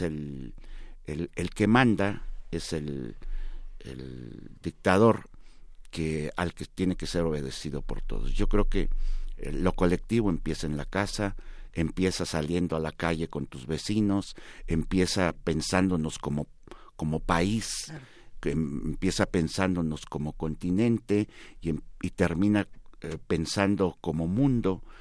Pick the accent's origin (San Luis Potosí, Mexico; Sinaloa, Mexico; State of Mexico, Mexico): San Luis Potosí, Mexico; moved away as an adult; also born or lived in Comonfort, Guanajuato; now in Mexico City, Mexico; muy chiquito me llevaron a, a, San Luis Potosí